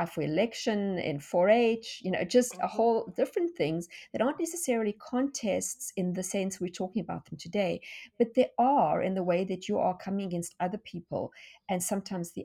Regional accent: South Africa; accent: South African; moved away as an adult; now in Tennessee, United States; So you can hear from my accent that I am not American. In fact, I'm South African, and we moved to South Africa from South Africa to Tennessee

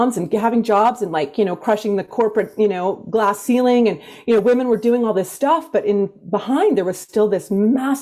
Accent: Canada; where I grew up, I'm from Canada. And in Canada, where I actually grew up is sort of considered similar to the United States, the Bible Belt of Canada

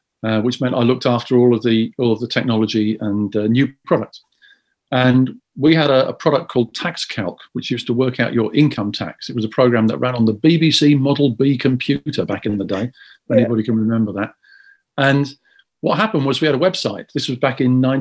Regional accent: London, United Kingdom; I was born in Fulham. So I was born in Fulham. I've lived in North London, South London, West London, East London. I am a proper geezer. I'm not a Cockney. Because I wasn't born within the sound of Bow Bells, but I've always been a Londoner.

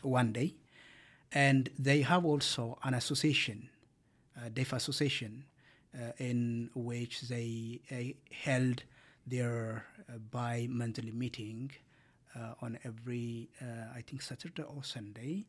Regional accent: Ethiopia; moved away as an adult; now in Canada; I am from Ethiopia and my background is law

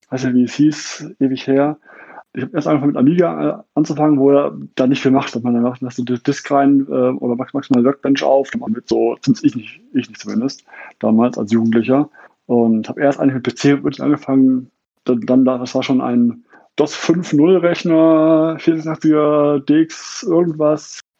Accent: Essen, North Rhine-Westphalia, Germany; born there; now in Munich, Germany; Ich bin aus Essen gebürtig und lebe jetzt seit 12, fast 13 Jahren um das schöne München herum.

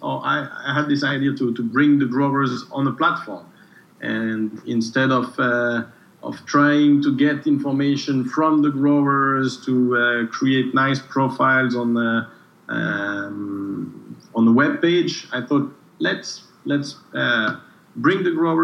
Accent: Switzerland; also born or lived in Geneva / Brazil; I come from Switzerland

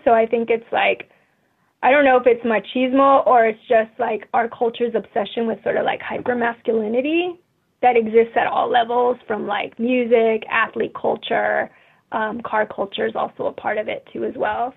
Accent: La Puente, California, United States; also born or lived in East Los Angeles; I grew up in La Puente, which is about 20 minutes from East LA.

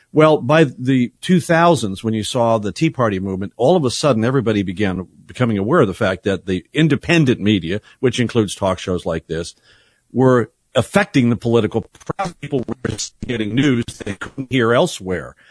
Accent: San Bernardino, California, United States; moved away; my hometown of San Bernardino, Riverside

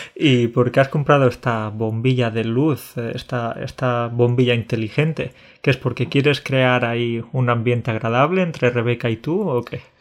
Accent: Andalusia, Spain; also born or lived in Catalonia; soy mitad catalán, mitad andaluz, ¿sí? Porque nací en Cataluña, pero he vivido la mayor parte de mi vida en Andalucía

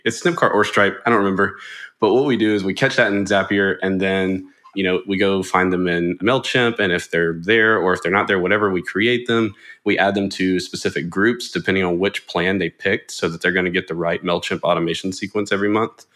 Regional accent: Jackson, Mississippi, United States; I'm from Mississippi, uh, particularly Jackson. I've been here pretty much all my life

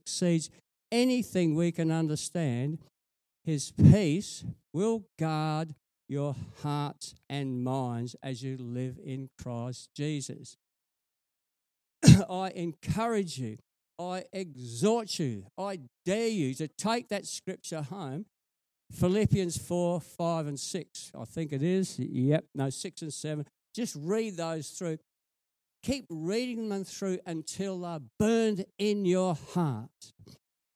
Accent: Whyalla, South Australia, Australia; I grew up in Wyala

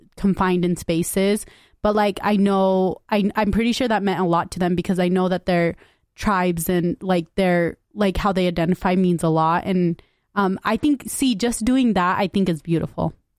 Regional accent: United States; I grew up in West Valley

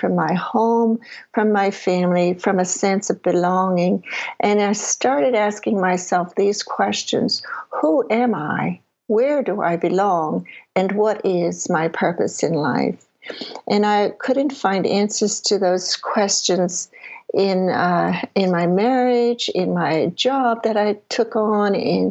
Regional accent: Prince Edward Island, Canada; I grew up in Prince Edward Island, Canada

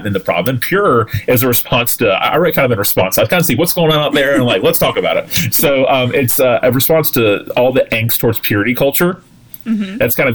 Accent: Tallahassee, Florida, United States; pastor in my hometown where I grew up

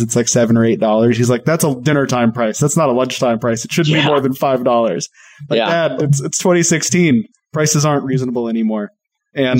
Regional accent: Colorado, United States; moved away; also born or lived in Portland / Atlanta; I grew up in Colorado

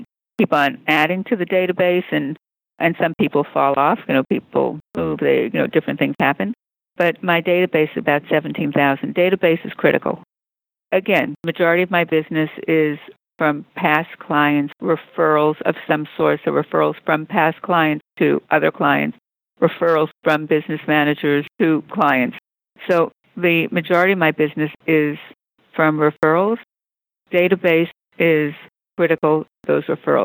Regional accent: New York, United States; moved away as an adult; also born or lived in San Fernando Valley, California; now in Beverly Hills, United States; I grew up in New York, but I didn't do any real estate in New York.

